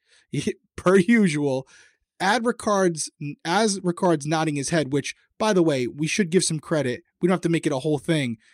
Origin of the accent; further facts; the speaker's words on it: Rhode Island, United States; accent: Rhode Island; my Rhode Island accent came out there